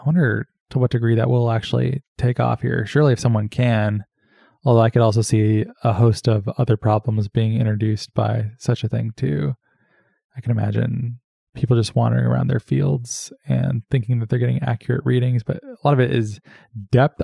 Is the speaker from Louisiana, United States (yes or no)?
no; Arizona, United States; I'm from Arizona